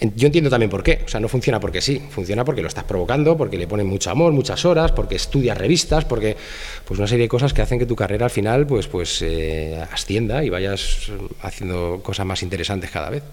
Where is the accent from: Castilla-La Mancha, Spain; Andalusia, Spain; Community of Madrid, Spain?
Community of Madrid, Spain; Madrid; de Madrid, eh, tengo 45 años